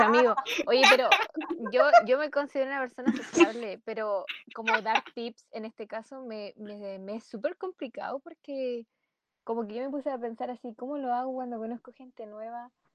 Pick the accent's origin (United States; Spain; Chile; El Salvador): Chile; Concepción, Biobío; vivía en Chillán y yo soy de Concepo.